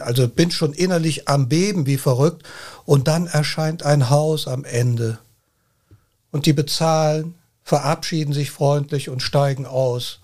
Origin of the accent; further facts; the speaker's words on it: Cologne, North Rhine-Westphalia, Germany; Ich sage immer, ich bin Kölner. Ich bin hier in Köln geboren